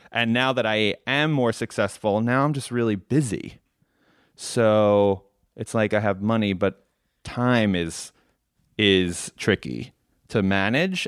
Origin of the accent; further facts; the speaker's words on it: New York, United States; I grew up in New York